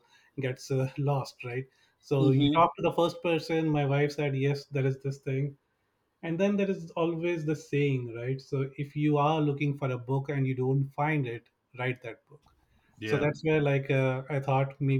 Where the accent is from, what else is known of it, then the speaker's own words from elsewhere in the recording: India; moved away as an adult; now in Bay Area, United States; I've been in the US for last 17 years, originally from India